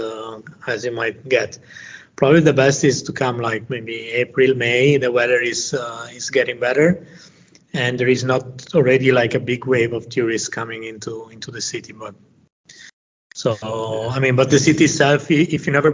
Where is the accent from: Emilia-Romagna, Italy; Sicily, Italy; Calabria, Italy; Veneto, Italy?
Veneto, Italy; Venice; I'm from Venice. I grew up here